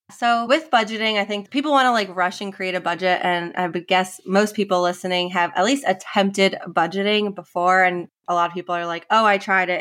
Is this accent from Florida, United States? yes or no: no; New York, United States; moved away as an adult; also born or lived in Indiana; now in South Carolina, United States; I'm from New York originally, grew up, was born and raised in New York, went to school in South Carolina